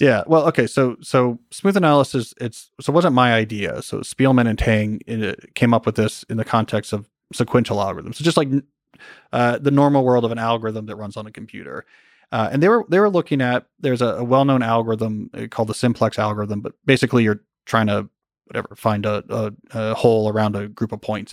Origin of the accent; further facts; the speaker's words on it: New Jersey, United States; now in Montgomery County, United States; where I grew up in New Jersey